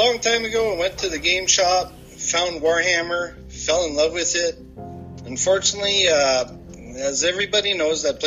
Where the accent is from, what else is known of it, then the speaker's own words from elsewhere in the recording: Sturgeon Falls, Ontario, Canada; I'm from Sturgeon Falls. Grew up in Sturgeon Falls